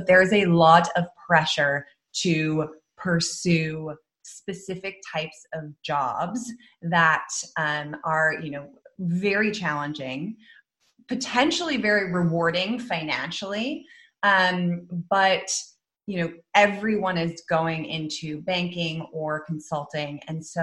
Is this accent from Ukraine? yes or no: no; Netherlands; moved away as an adult; also born or lived in London, United Kingdom / United States; I actually grew up in the Netherlands. I was born in London, moved to the Netherlands when I was 6 and grew up there, went to a Dutch school.